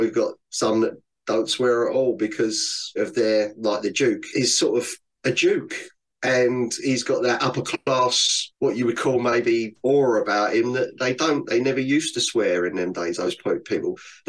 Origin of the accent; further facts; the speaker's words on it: London, United Kingdom; For me, definitely growing up in London, because from an early age, the first thing you do is learn how to swear.